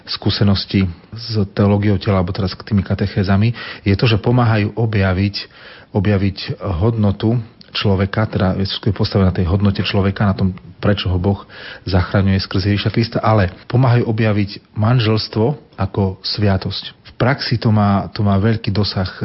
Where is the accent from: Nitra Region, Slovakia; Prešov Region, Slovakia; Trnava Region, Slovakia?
Prešov Region, Slovakia; Ostrovany; now in Košice, Slovakia; Narodil som sa ako všetci toho roku v Prešove, v nemocnici, ale vyrastal som v dedinke v Ostrovanoch, pri Prešove, pri Sabinove